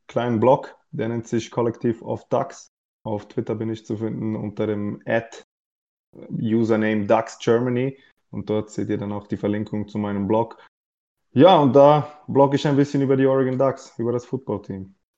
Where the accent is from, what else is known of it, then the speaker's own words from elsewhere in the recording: Switzerland; ich komme aus der Schweiz